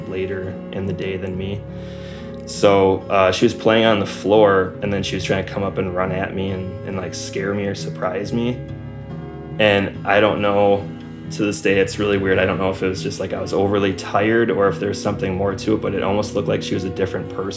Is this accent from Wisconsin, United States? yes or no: yes; Wisconsin, United States; I was born and raised in Wisconsin.